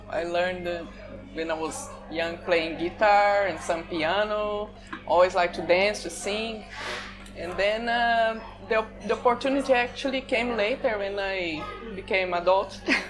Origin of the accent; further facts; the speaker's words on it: Brazil; English is a second language; moved away as an adult; now in Phuket, Thailand; I come from Brazil, and I live abroad since 15 years.